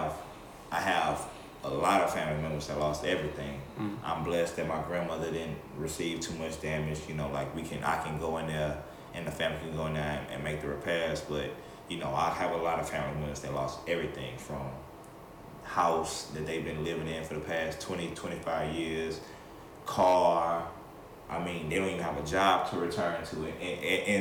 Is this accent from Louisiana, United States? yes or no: yes; Lake Charles, Louisiana, United States; now in Baton Rouge, United States; I'm born and raised in Lake Charles, Louisiana